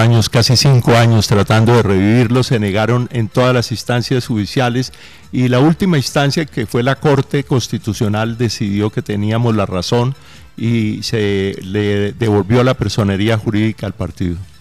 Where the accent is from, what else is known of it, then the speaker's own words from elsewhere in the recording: Mariquita, Tolima, Colombia; regresé a mi pueblo, a Mariquita